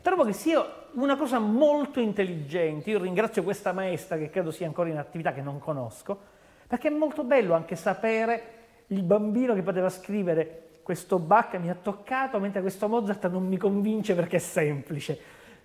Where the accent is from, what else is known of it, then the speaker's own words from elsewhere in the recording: Palermo, Sicily, Italy; da palermitano